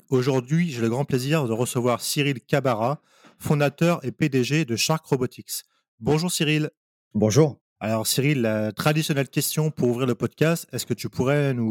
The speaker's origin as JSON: {"language": "French", "area": "Val-d'Oise", "region": "Île-de-France", "country": "France", "tie": "born or raised there", "said": "moi, j'ai grandi dans le, 95"}